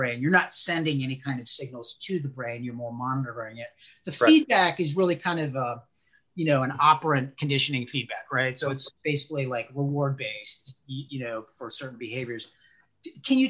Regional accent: Chicago, Illinois, United States; moved away as an adult; now in Northern Virginia, United States; I was born and raised in Chicago.

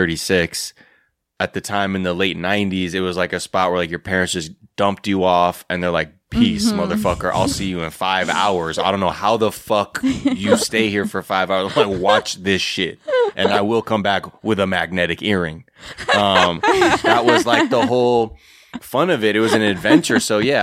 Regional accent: Los Angeles, California, United States; I grew up in the Valley.

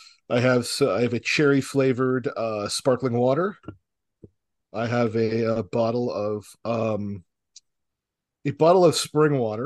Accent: Portugal; Yes, we are from Iberia as Spaniards, but we are not Latino or Hispanic.

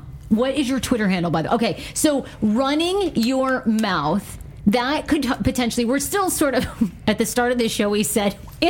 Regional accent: Maine, United States; I grew up in Maine in the sticks.

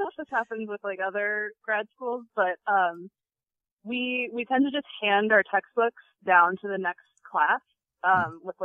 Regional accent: Chicago, Illinois, United States; moved away as an adult; now in Boston, United States; I'm from Chicago.

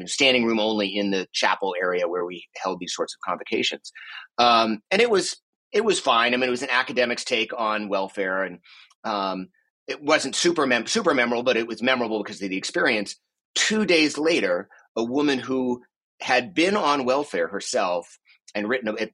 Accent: Boston, Massachusetts, United States; born there; also born or lived in Boulder; I was born in Boston, although actually we moved to Boulder when I was uh, 11 days old.

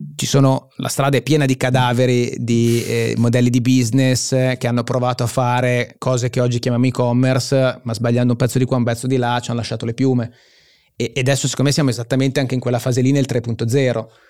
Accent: Genoa, Liguria, Italy; io sono genovese

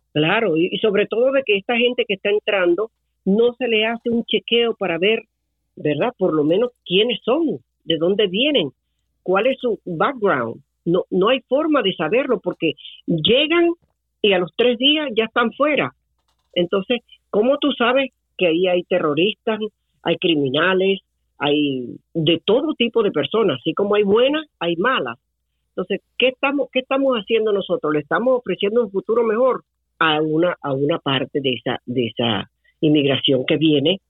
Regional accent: Venezuela; moved away as an adult; now in Tampa Bay area, United States; Yo perdí mi país

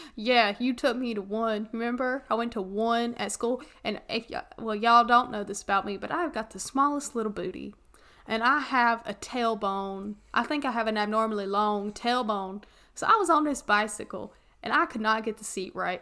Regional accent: the South, United States; moved away; my hometown in the mountains

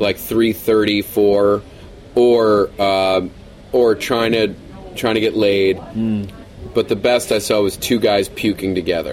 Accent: New York, United States; moved away as an adult; now in Los Angeles, United States; I'm from New York uh, originally

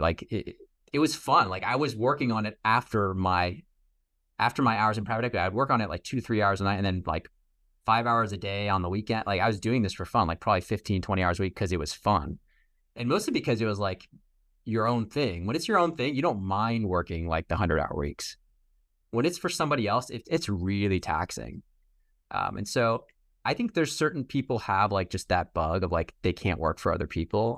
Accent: Boston, Massachusetts, United States; also born or lived in New York; I'm from Boston

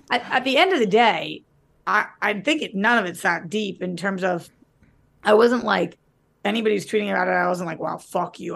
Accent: United States; I'm American

